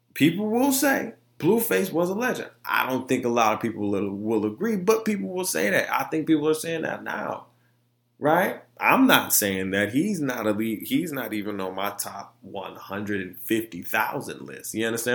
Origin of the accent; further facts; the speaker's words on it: Orlando, Florida, United States; also born or lived in Detroit; I come from Florida and Detroit. You know what I'm saying? I come from Orlando and Detroit. Two totally different cultures.